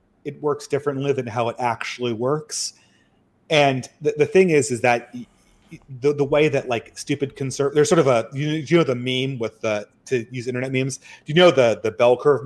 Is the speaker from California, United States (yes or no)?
yes; California, United States; I come from California. I grew up in a very sort of pro-gay environment